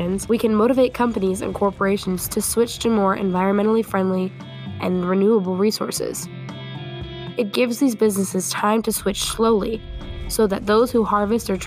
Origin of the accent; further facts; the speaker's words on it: Muscatine, Iowa, United States; whose headquarters are here in my hometown, Muscatine.